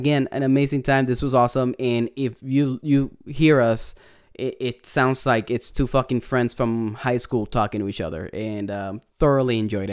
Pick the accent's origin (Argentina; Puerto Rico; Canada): Puerto Rico; accent: Puerto Rican; my Puerto Rican accent is coming in real hard.